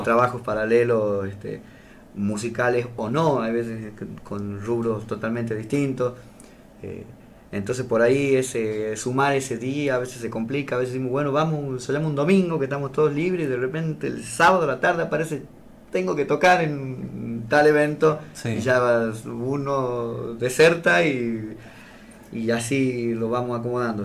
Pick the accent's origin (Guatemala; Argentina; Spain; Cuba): Argentina; Las Talitas, Tucumán; nosotros somos, no somos talitenses, somos taliteños.